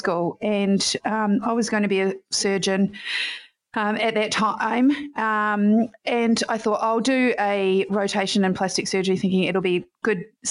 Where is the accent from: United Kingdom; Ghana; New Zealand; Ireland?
New Zealand; I am from New Zealand, and in high school I played a lot of sport